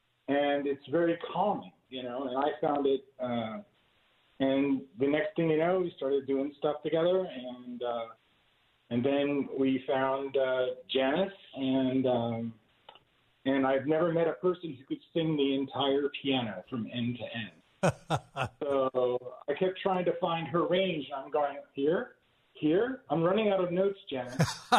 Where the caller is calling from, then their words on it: Camp Atterbury, Indiana, United States; Camp Atterbury, Indiana.